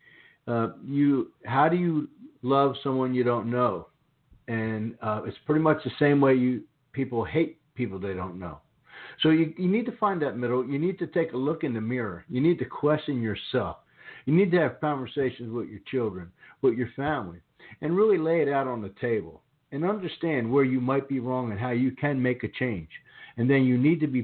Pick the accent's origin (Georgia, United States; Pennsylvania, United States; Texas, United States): Pennsylvania, United States; Philadelphia; now in the South, United States; I grew up in the Philadelphia area